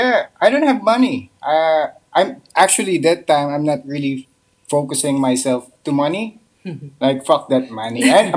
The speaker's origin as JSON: {"language": "English", "country": "Philippines", "also_born_or_lived": "Manila / Siargao", "said": "based on my experience as Filipino"}